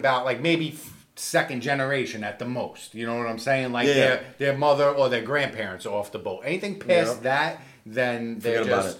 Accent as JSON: {"language": "English", "region": "New York", "country": "United States", "moved": "yes", "lives_now": "Florida, United States", "said": "one thing I say about New Yorkers, like, Italian New Yorkers especially, is, like, we just click right off the bat"}